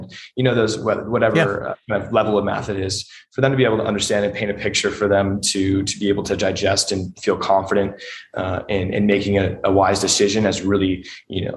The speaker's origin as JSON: {"language": "English", "town": "Huntington Beach", "region": "California", "country": "United States", "tie": "born or raised there", "said": "I grew up in Huntington Beach, California"}